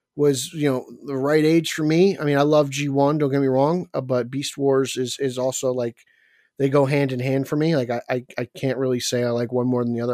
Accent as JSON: {"language": "English", "region": "New Jersey", "country": "United States", "tie": "born or raised there", "said": "my home state of Jersey"}